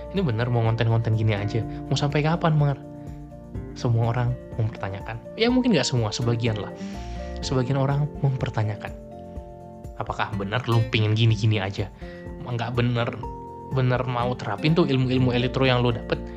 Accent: Medan, North Sumatra, Indonesia; gue pulang ke kampung halaman gue di Medan

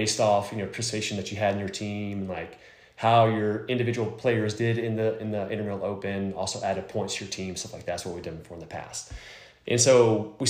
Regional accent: Lake Charles, Louisiana, United States; we're from Lake Charles

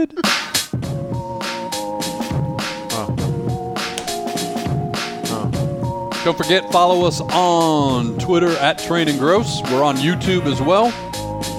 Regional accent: Detroit, Michigan, United States; moved away; I am a proud Detroiter, born and raised in South

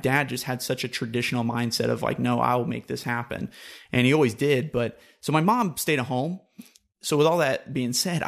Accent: Oklahoma, United States; also born or lived in Gulf area; So, I'm from the Gulf area, but from initially from before I was in St. Louis, I lived in Oklahoma. And actually, if you do the math, I actually lived in Oklahoma most of my life.

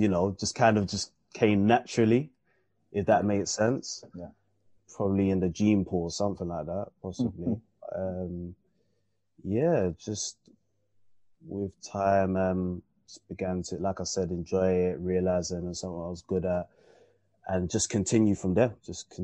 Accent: London, United Kingdom; I grew up in Camberwell

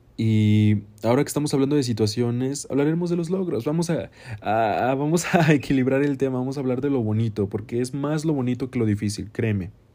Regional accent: Mexico; yo soy un artista mexicano

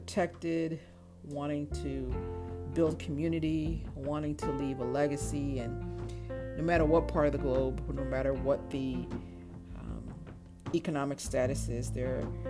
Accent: Chicago, Illinois, United States; moved away as an adult; also born or lived in Montreal, Canada / Florida / Nashville, Tennessee / Phoenix, Arizona; now in Los Angeles, United States; I was born right outside of Montreal. Though I was raised in Chicago, so Chicago is home for me. I lived there from the age of 5 till about 20

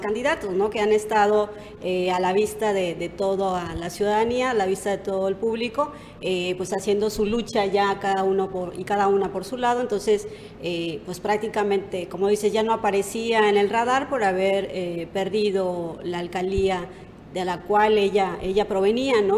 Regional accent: Quintana Roo, Mexico; como buena mexicana, como buena quintanarroense

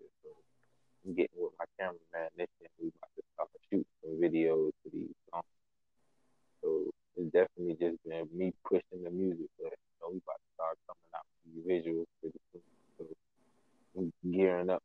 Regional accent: Fort Lauderdale, Florida, United States; moved away as an adult; now in Atlanta, United States; I'm originally from Fort Lauderdale, Florida.

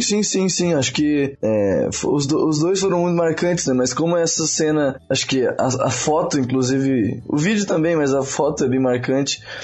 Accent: Brazil; nós como brasileiros temos as principais temos como principais referências no esporte jogadores negros

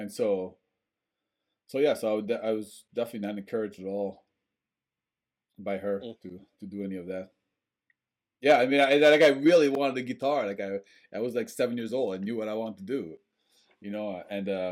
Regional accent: France; also born or lived in Bangor, Maine; now in Portland, United States; I was also growing up in French culture

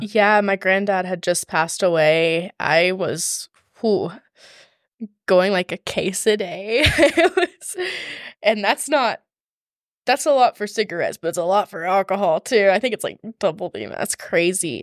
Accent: Georgia, United States; also born or lived in Atlanta, Georgia / Rome, Georgia; I was born and raised in Georgia

